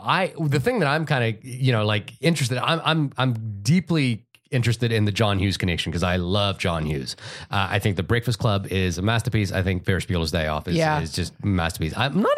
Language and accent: English; Fiji; I know the movie that got a lot of rotation when I was growing up in Fiji was Michael Jackson's Moonwalker.